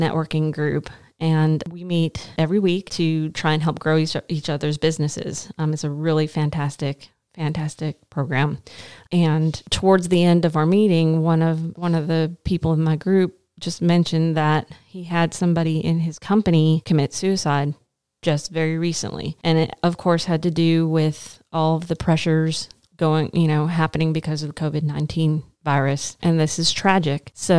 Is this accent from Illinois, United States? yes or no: no; Arkansas, United States; Again, I'm coming from Arkansas, so we call it the pollening.